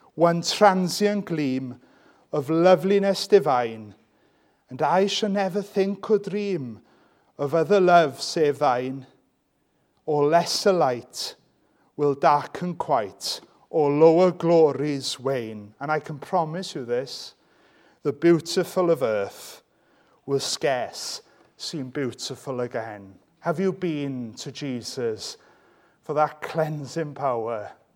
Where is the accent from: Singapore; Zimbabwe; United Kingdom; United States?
United Kingdom; Welsh, Wales; I'm Welsh